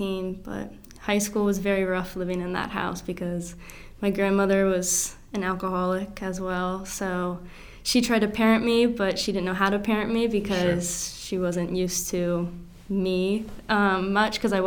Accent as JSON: {"language": "English", "town": "Ellicott City", "region": "Maryland", "country": "United States", "tie": "born or raised there", "said": "I grew up in Ellicott City. So about like 30 minutes from here, Howard County."}